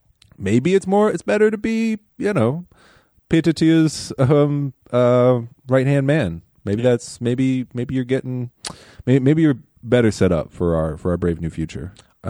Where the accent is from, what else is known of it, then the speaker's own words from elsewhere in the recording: United States; moved away as an adult; Now I'm an American who left, was just back for Christmas.